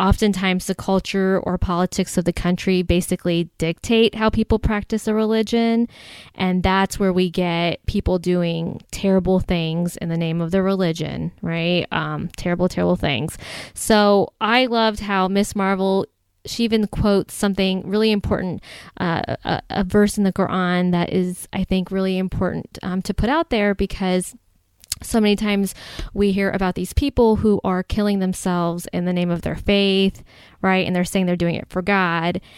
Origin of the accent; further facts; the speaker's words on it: Ohio, United States; now in Chicago, United States; I'm originally from Ohio